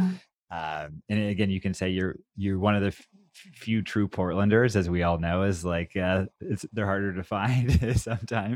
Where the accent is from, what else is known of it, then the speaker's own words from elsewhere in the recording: Oregon, United States; I grew up here